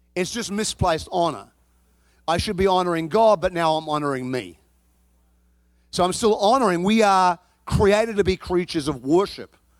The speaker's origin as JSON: {"language": "English", "town": "Chicago", "region": "Illinois", "country": "United States", "moved": "yes", "lives_now": "Texas, United States", "said": "I come from Chicago"}